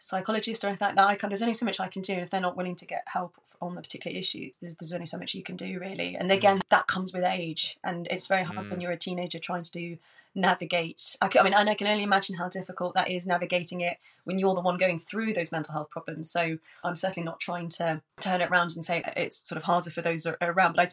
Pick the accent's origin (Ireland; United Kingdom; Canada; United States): United Kingdom; Worcestershire, West Midlands; now in London, United Kingdom; I grew up in Worcestershire